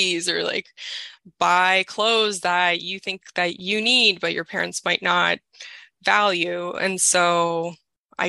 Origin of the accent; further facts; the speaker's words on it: Toronto, Ontario, Canada; I'm 31 and I'm from Toronto